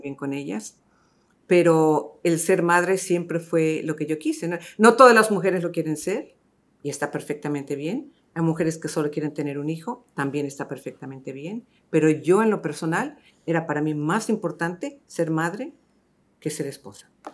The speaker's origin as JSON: {"language": "Spanish", "town": "Los Angeles", "region": "California", "country": "United States", "tie": "born or raised there", "moved": "as an adult", "lives_now": "Miami, United States", "said": "yo empecé mi carrera y crecí en Los Ángeles"}